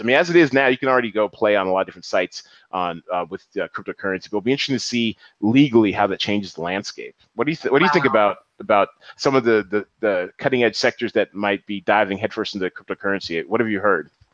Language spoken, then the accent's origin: English; Seattle, Washington, United States; also born or lived in New York; I'm Seattle all day, every day. You know, I'm, I'm a son of the 206.